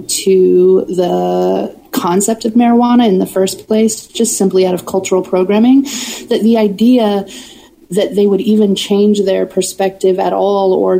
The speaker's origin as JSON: {"language": "English", "region": "Southern Oregon", "country": "United States", "tie": "born or raised there", "said": "I grew up in Southern Oregon"}